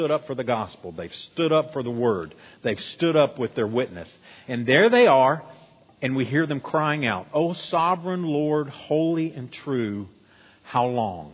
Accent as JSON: {"language": "English", "country": "United States", "said": "as American Christians"}